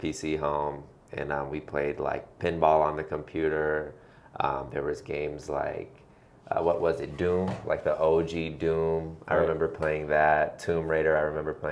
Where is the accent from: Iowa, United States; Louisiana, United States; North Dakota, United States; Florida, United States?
Florida, United States; Central; I'm Puerto Rican. I grew up in Central Florida